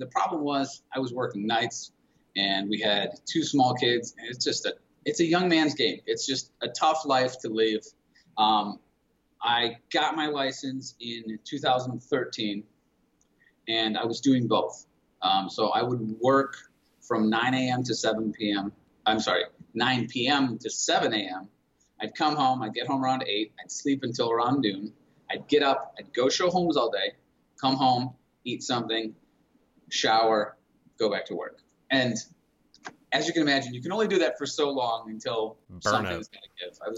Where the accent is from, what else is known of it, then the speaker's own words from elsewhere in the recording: Detroit, Michigan, United States; moved away as an adult; I'm originally, and my wife as well, we're originally from the Metro Detroit area